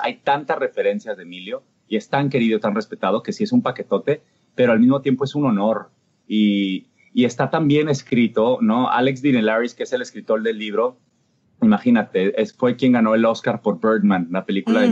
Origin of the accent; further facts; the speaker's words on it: Mexico; moved away; allá en mi país